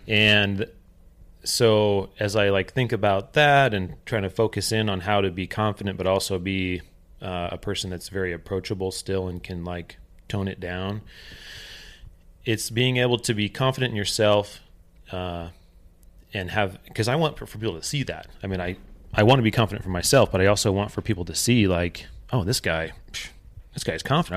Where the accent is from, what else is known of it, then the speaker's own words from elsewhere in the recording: Oregon, United States; also born or lived in California; When we moved from California to Oregon, um, my parents fell into some significant financial trouble. And so my entire growing up from about the age of 10 until uh, I moved out when I was uh, 18